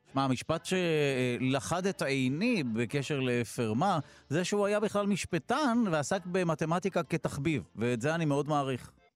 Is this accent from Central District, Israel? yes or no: yes; Netanya, Central District, Israel; לעיר הולדתי נתניה, שם היה קונסרבטוריון